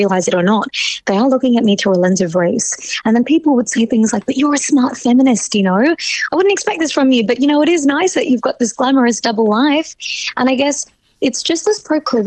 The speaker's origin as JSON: {"language": "English", "country": "Australia"}